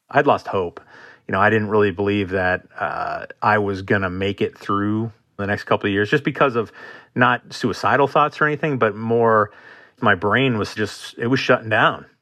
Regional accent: Marquette, Michigan, United States; moved away as an adult; I am from Marquette, Michigan, originally in the Upper Peninsula of Michigan. Absolutely a gorgeous place to grow up.

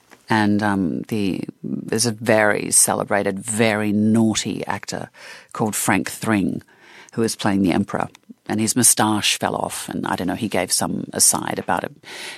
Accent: Australia; I mean, you think about the Australian film industry in the 70s and 80s, and my God, was it dynamic.

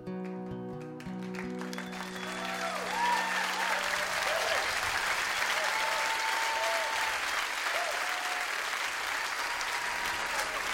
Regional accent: Wisconsin, United States; I'm from Wisconsin

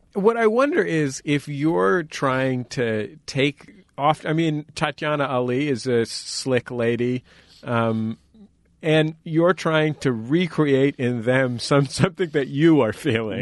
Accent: San Francisco, California, United States; I grew up in San Francisco, down the block from Caesar's Latin Palace

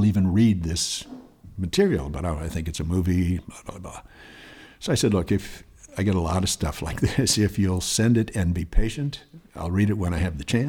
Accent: West Hollywood, California, United States; also born or lived in St. Paul, Minnesota; I grew up right here. I grew up in West Hollywood.

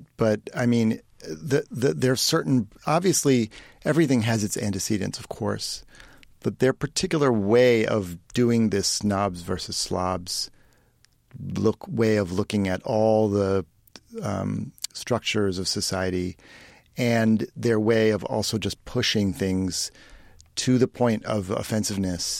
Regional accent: Ohio, United States; moved away; also born or lived in East Coast; where I grew up in Ohio

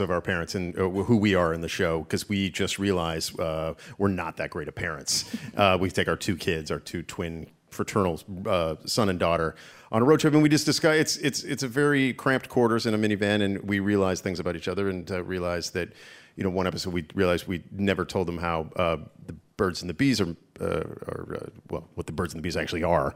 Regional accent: Canada; moved away as an adult; also born or lived in Toronto; now in United States; I, as a Canadian

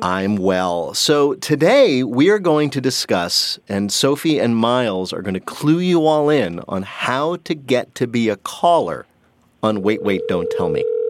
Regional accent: New Jersey, United States; I'm from Jersey.

